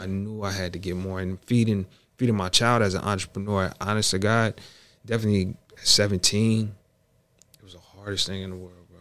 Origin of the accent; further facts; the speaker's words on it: Bay Area, California, United States; growing up in the Bay Area